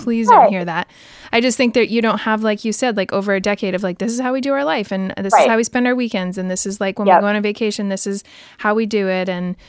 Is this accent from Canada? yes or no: yes; Canada; I'm from Canada, and people get married pretty young where I'm from too.